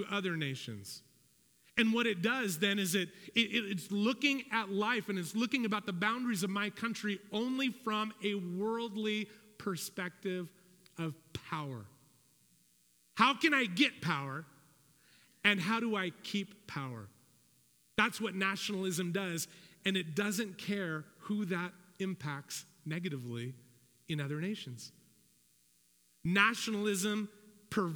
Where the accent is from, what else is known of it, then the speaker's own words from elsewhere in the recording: United States; I'm an American